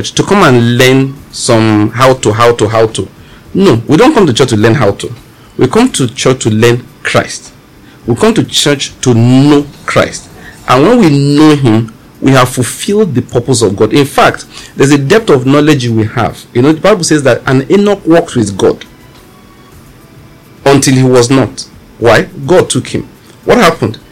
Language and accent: English; Western Nigeria, Nigeria; I grew up in Western Nigeria